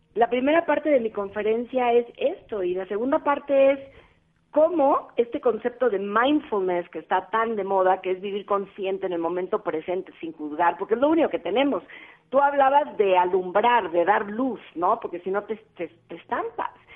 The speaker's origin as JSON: {"language": "Spanish", "town": "Cali", "region": "Valle del Cauca", "country": "Colombia", "moved": "yes", "lives_now": "Mexico", "said": "soy caleña con mucho orgullo"}